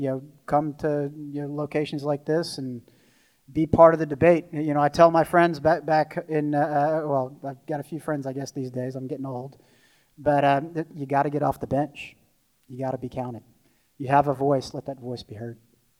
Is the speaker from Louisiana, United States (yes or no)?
no; Virginia, United States; now in Alaska, United States; while I'm an American, you know, I'm a Virginian true and true, and I now live here in Alaska amongst some great people.